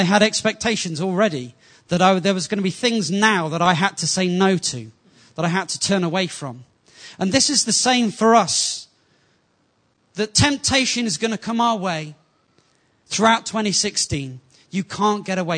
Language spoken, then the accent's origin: English; England, United Kingdom; Being from an English culture, before I got saved, it was fairly normal